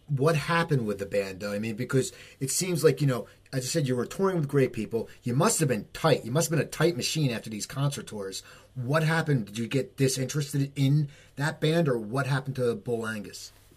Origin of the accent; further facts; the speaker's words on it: New Jersey, United States; also born or lived in Los Angeles; We're both from New Jersey, and I lived in LA for years